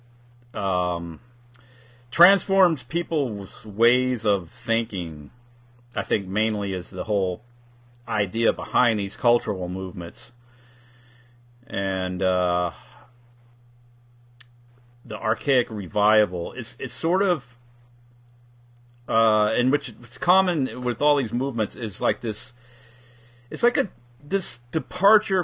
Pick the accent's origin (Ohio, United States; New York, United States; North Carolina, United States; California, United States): California, United States; moved away; I'm originally from California